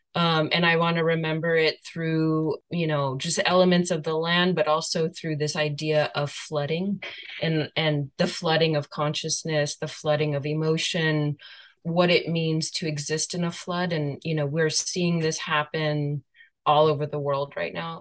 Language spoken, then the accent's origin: English; San Jose, California, United States; now in Vancouver, Canada; I was born in San Jose and grew up just literally right in the heart of all of that territory